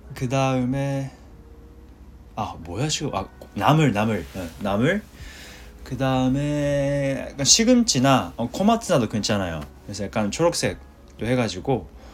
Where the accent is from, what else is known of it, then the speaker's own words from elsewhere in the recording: Japan; Korean is a second language; 제가 한국 일본 사람인데